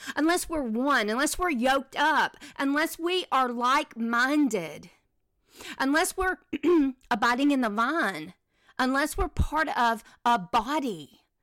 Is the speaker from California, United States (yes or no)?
no; Mississippi, United States; moved away; also born or lived in Selma, Alabama / Birmingham, Alabama / Nashville, Tennessee; I grew up in Mississippi